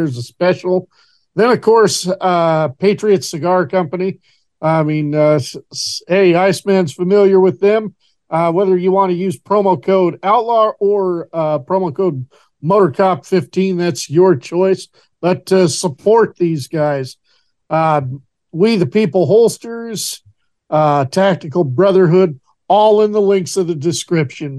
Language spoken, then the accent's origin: English; Horseshoe Bend, Idaho, United States; moved away; my hometown of Horseshoe Bend, Idaho, where I'm originally from. And I will elaborate that I do not live there now, but that's the community that I grew up